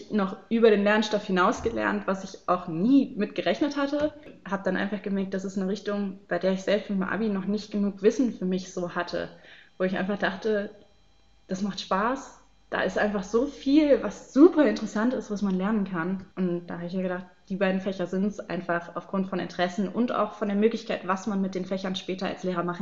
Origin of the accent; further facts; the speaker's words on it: Baden-Württemberg, Germany; ich komme aus Baden-Württemberg, da sollte ich dann Kernfächer wählen wir haben in Baden-Württemberg einige Vorgaben